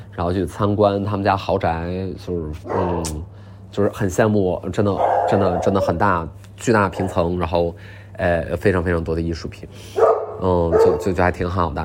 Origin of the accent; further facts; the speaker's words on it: Northeast China, China; 我们东北人叫大服务员儿